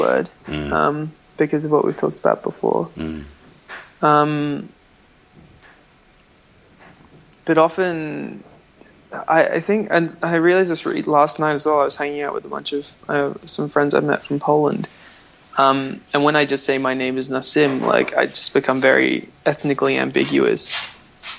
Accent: Canberra, Australian Capital Territory, Australia; also born or lived in Melbourne; now in Sweden; I was born on Ngunnawal Land in Canberra, and then I moved to Melbourne and I studied dance at the Victorian College of the Arts

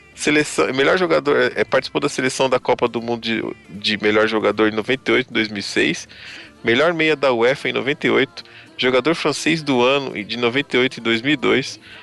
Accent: Brazil; Eu sou brasileiro também

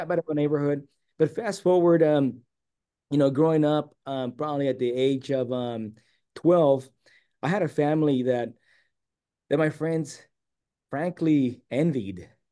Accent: San Diego, California, United States; I was born and raised here in San Diego

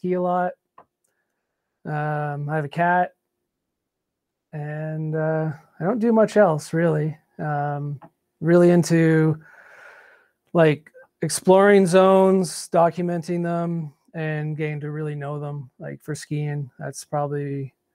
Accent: Canada; also born or lived in Quebec / Ontario; I grew up skiing bush in Quebec and Ontario

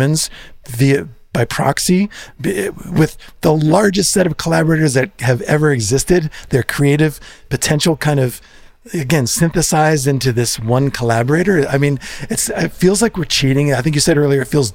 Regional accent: New Jersey, United States; we're from New Jersey, Jersey represent

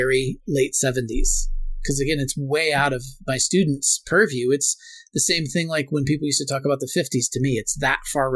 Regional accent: Portland, United States; I grew up in Portland

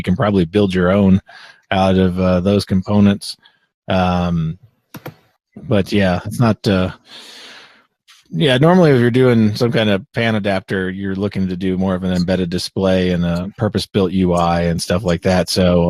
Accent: Florida, United States; I am from Florida, but we're south of the South Line. Like the South stops at Ocala, Florida.

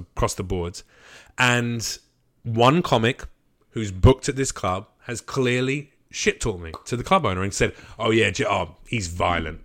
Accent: United Kingdom; now in Los Angeles, United States; I'm British

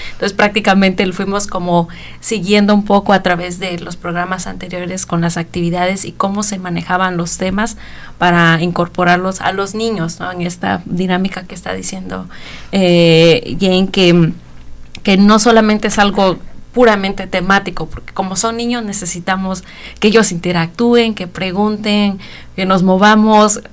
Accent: Oaxaca, Mexico; moved away as an adult; now in Bloomington, United States; yo soy de México, de Oaxaca

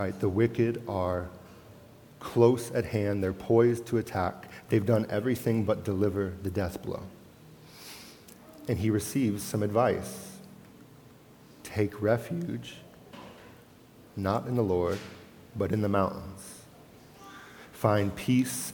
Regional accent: Florida, United States; moved away; also born or lived in Charlottesville, Virginia / Lake Traverse Reservation; Kate and I grew up in Florida.

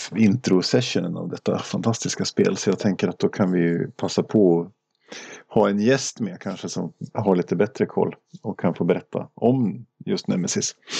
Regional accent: Åre, Jämtland, Sweden; moved away; jag är uppvuxen i Åre.

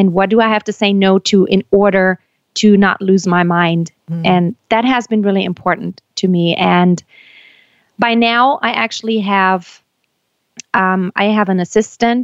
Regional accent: Germany; moved away as an adult; also born or lived in United States; I was born and raised in Germany, but I lived in the States for about 7 years

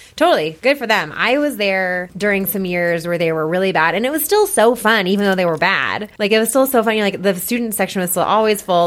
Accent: Boulder, Colorado, United States; I was born and raised in Boulder and I still live in Boulder

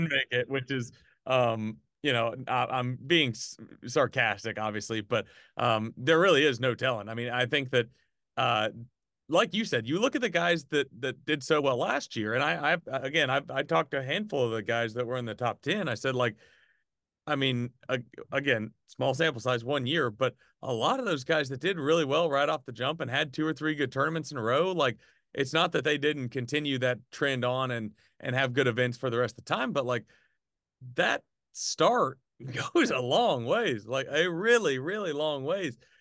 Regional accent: Arkansas, United States; now in Birmingham, United States; even since I moved from Arkansas to Birmingham

